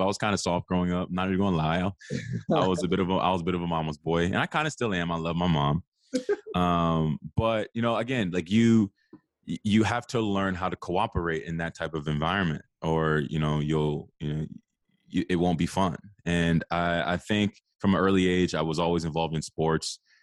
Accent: Arlington, Virginia, United States; I'm from the Washington, D C area, a little bit outside of that. I live in Arlington, Virginia. um, which is kind of the D M V area, if you're not familiar with it. Um, I grew up here.

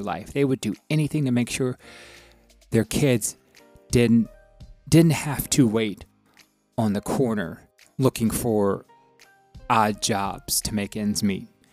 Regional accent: the South, United States; growing up in the South and growing going to schools in the South

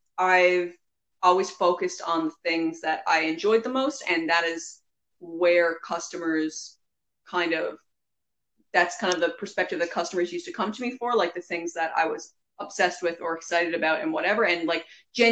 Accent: Newfoundland and Labrador, Canada; you can probably hear our accents. Anyway, we're from Newfoundland.

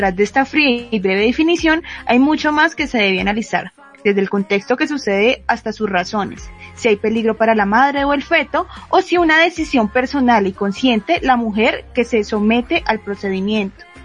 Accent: Colombia; pues somos de Colombia.

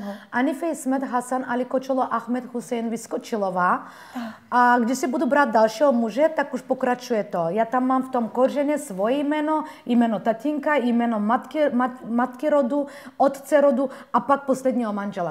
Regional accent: Bulgaria; Czech is a second language; now in Czech Republic; No, já jsem Turkyně z Bulharska.

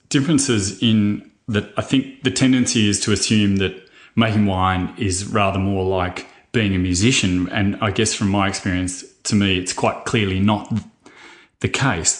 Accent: Churchill, Victoria, Australia; I grew up in Churchill

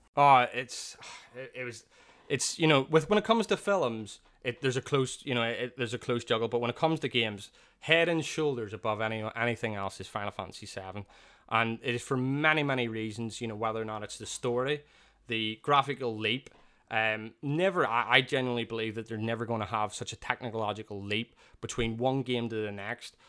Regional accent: Belfast, Northern Ireland, United Kingdom; growing up there, I feel it's, for me, it's one of the safest areas

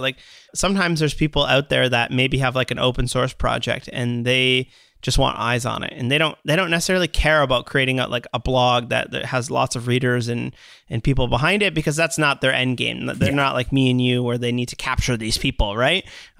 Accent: Canada; I'm sorry from Canada to the rest of the world for ….

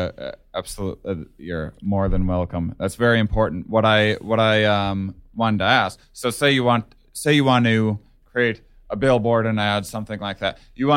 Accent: Wisconsin, United States; And I mean, I'm from Wisconsin, and a lot of my fans are around the Midwest.

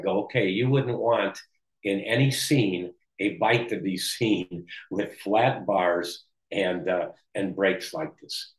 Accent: Belgium; born there; I said, no, Peter. I said, I was born in Belgium. I go, I'm not Italian. I guess you'd call me a dark Belgian, I go.

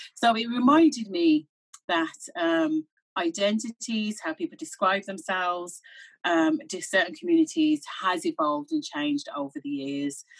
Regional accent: Birmingham, West Midlands, United Kingdom; moved away as an adult; now in Ireland; I grew up in Birmingham, so my parents are Jamaican

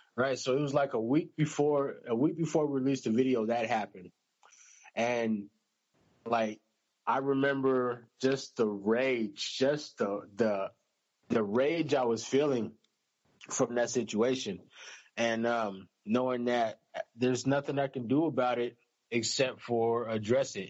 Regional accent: United States; I'm American

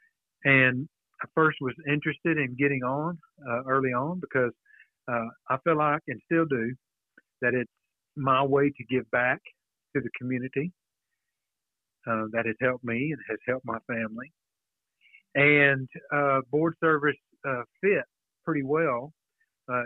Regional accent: Alvarado, Texas, United States; I was born in Alvarado, just north of downtown square, a few blocks

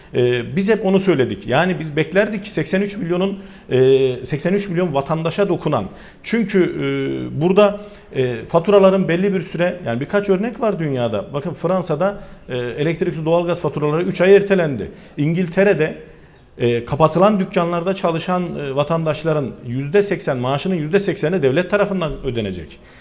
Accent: Sivas Province, Turkey; benim de memleketim olan e, bir Sivas türküsüdür

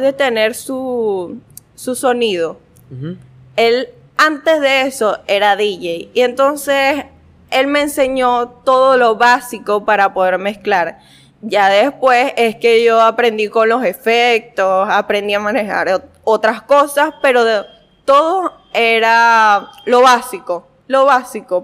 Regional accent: Guanare, Portuguesa, Venezuela; yo nací aquí, en Guanare

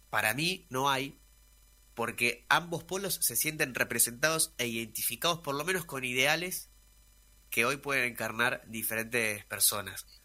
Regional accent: Argentina; creo que en Argentina estamos rumbo a un sistema de polarización

